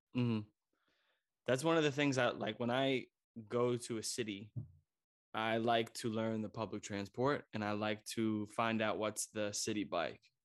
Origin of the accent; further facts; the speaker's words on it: United States; moved away as an adult; now in Germany; I'm an American who grew up in American